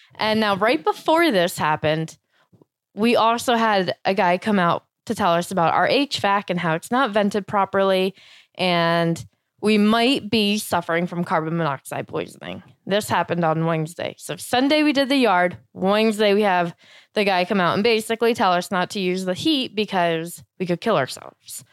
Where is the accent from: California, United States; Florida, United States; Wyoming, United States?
Florida, United States; moved away; I grew up in Florida and doing a lot of yard work.